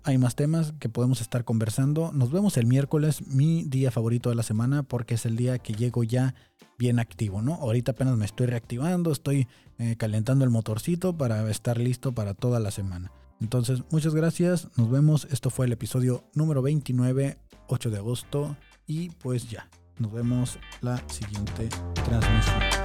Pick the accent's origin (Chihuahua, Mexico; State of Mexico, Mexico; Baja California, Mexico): Baja California, Mexico; Tijuana; soy de Tijuana